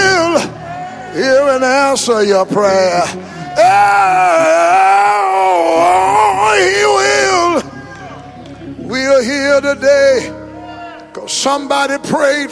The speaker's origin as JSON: {"language": "English", "area": "West Louisiana", "region": "Central East Texas", "country": "United States", "tie": "born or raised there", "said": "I grew up in Central East Texas, West Louisiana"}